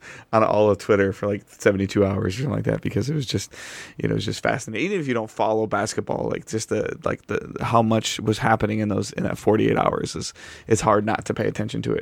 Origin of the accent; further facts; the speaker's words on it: Detroit, Michigan, United States; I've been born and raised in Detroit